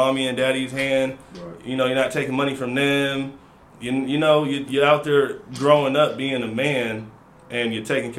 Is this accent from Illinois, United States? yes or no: no; Seattle, Washington, United States; also born or lived in Louisiana; I'm from Seattle, everybody. I've been out here for a while. Family from Louisiana, moved back up here in 2009.